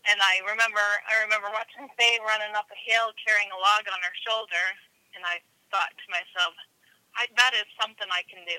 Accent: Rigby, Idaho, United States; I'm from Rigby, Idaho

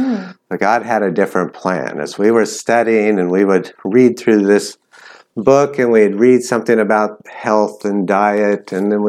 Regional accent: California, United States; now in Thailand; I'm originally from California. We moved a lot. I've lived in a lot of states, actually. But for the last 10 years, we've lived in Thailand.

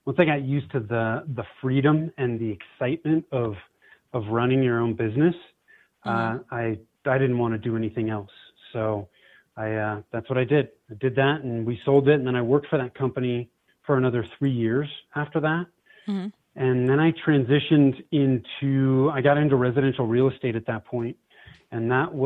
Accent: Bay Area, Northern California, United States; moved away as an adult; now in Denver, United States; I was born and raised in Northern California, grew up in the Bay Area

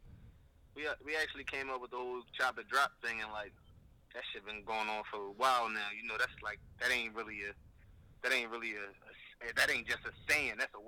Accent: Philadelphia, Pennsylvania, United States; I'm from Philly, man, North Philly to be exact, the Badlands, man, where that shit go down at, man.

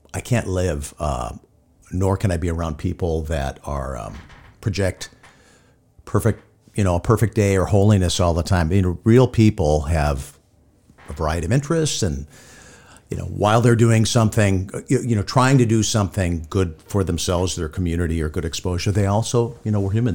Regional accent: Hibbing, Minnesota, United States; moved away; growing up in Hibbing

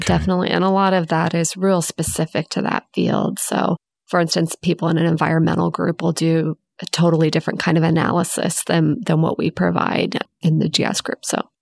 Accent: Houston, Texas, United States; growing up in Houston

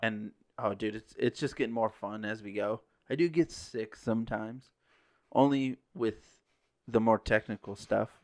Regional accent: Parker, Arizona, United States; I grew up around off-road racing growing up in Parker

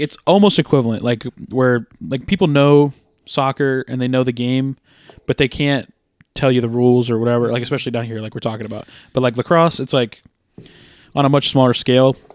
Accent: United States; as an American

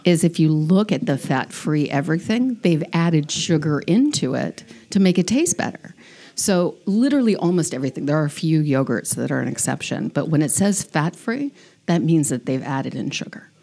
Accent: San Diego, California, United States; moved away as an adult; also born or lived in Encinitas; now in Rehoboth Beach, United States; I grew up on the border

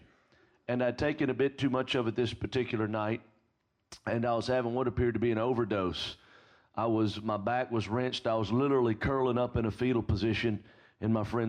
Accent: Alabama, United States

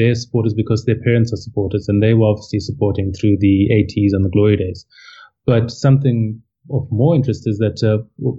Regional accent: Harare, Zimbabwe; moved away as an adult; also born or lived in Bulawayo / Cape Town; now in Durban, South Africa; I was born in Bulawayo, which is the second biggest city, and I grew up in Harare

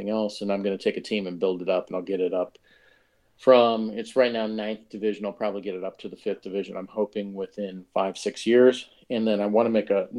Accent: Omaha, Nebraska, United States; moved away as an adult; also born or lived in Lincoln, Nebraska; now in Texas, United States; I grew up in Omaha, Nebraska

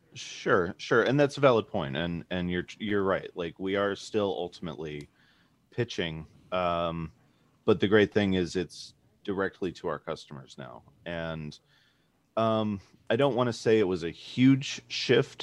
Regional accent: Chicago, Illinois, United States; moved away as an adult; now in Portland, United States; we were both born and raised in Chicago.

